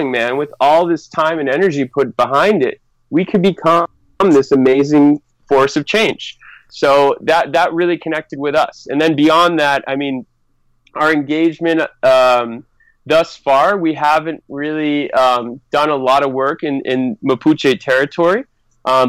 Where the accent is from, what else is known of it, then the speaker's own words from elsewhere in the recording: New England, Massachusetts, United States; moved away as an adult; also born or lived in Sydney, Australia; now in Chile; I grew up back in New England